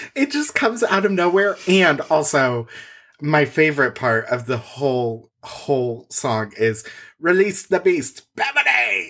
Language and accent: English; Indiana, United States; growing up in Indiana